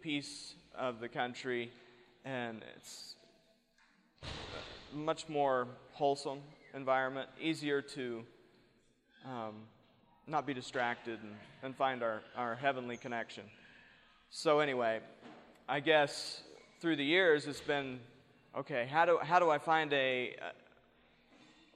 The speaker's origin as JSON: {"language": "English", "region": "East Coast", "country": "United States", "tie": "born or raised there", "moved": "yes", "lives_now": "New Mexico, United States", "said": "I was born and raised in back east."}